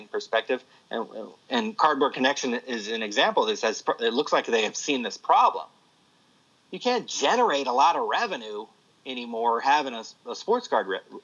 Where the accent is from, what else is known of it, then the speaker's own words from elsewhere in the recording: California, United States; I was born in California